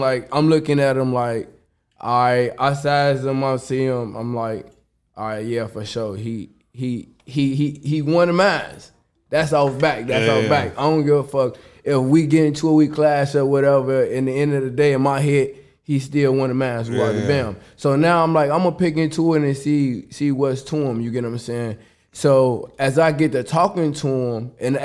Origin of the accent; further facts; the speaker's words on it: Chicago, Illinois, United States; I'm from the south side of Chicago